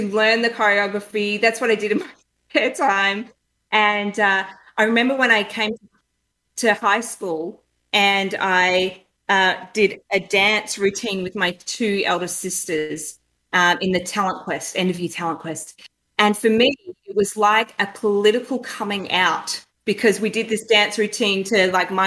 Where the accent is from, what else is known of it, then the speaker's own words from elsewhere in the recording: northeast Victoria, Australia; moved away; So very small country town in northeast Victoria.